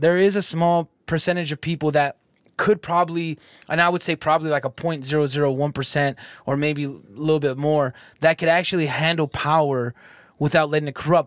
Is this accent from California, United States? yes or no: yes; California, United States; now in Michigan, United States; I'm from California, but I'm out here in Michigan